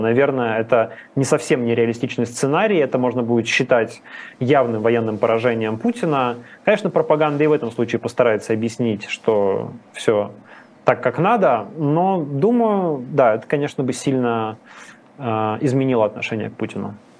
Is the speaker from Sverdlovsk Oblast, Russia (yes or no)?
yes; Yekaterinburg, Sverdlovsk Oblast, Russia; я из Екатеринбурга